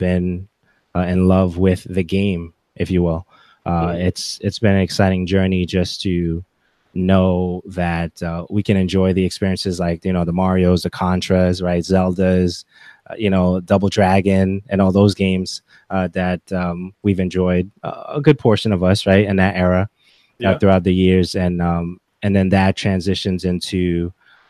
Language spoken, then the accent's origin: English; Haiti; first language English; now in United States; English was technically my first language, but because I went to school in Haiti and I was coming back to America for vacation, that was a struggle for me to get English correctly